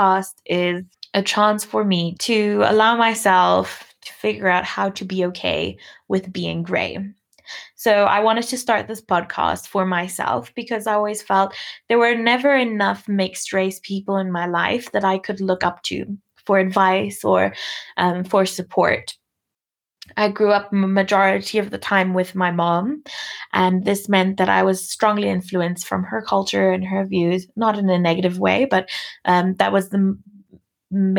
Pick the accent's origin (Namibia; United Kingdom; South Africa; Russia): Namibia; I was born in Namibia to a white mom and a black dad, both of which were also born in this country